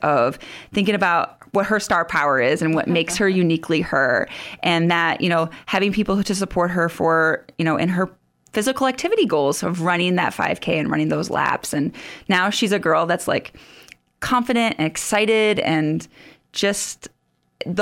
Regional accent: Sioux Falls, South Dakota, United States; moved away as an adult; also born or lived in West Africa; I grew up around the Sioux Falls area

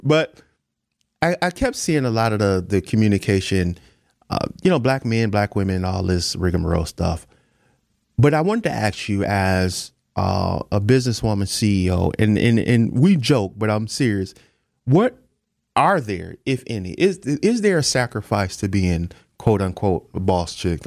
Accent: Milwaukee, Wisconsin, United States; born or raised there

